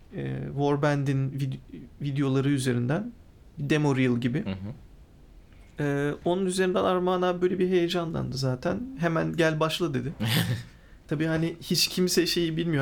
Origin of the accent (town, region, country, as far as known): İzmir, Turkey